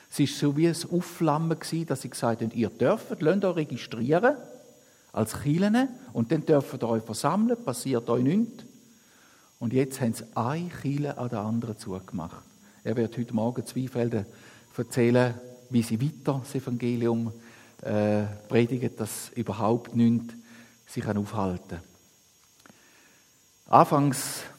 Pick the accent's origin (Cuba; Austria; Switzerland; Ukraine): Switzerland; Und ich glaube, das ist etwas, wo wir als Schweizer, wo ich mir immer wieder selber sage, es gibt so viele Sachen in unserem Land